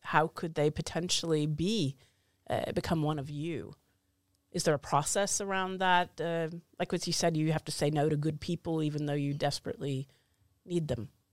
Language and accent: English; United States; now in Oslo, Norway; I'm an American living in Oslo